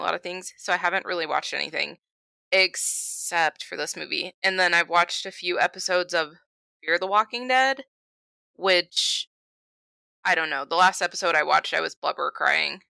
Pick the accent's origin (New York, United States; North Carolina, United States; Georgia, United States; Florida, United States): Florida, United States; moved away; I'm from Florida